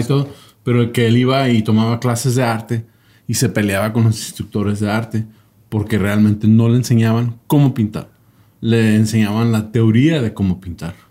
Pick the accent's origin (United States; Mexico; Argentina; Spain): United States; yo crecí en Estados Unidos